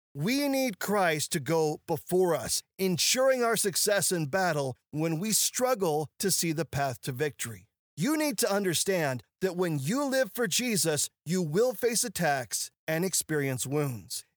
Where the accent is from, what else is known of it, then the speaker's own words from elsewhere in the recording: Ozark Mountains, the Ozarks, United States; I grew up in the Ozark Mountains